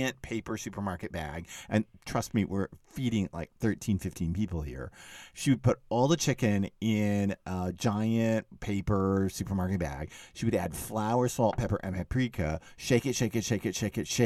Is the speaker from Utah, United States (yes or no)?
no; Dallas, Texas, United States; moved away; I grew up in Dallas